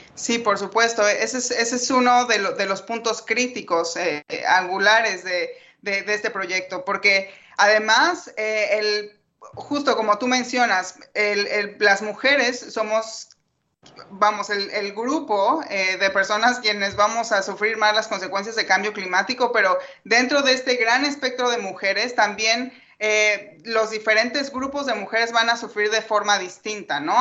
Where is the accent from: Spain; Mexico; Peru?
Mexico; Yo soy una de las mexicanas